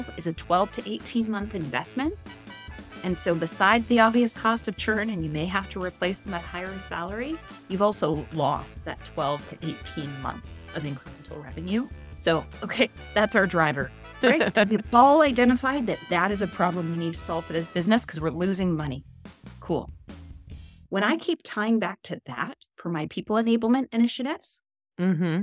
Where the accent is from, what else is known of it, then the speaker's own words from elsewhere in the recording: Canada; I'm Canadian